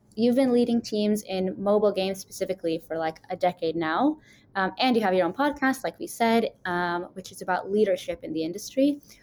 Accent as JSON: {"language": "English", "region": "New York", "country": "United States", "moved": "yes", "lives_now": "Israel", "said": "I'm from New York and I'm living in Israel"}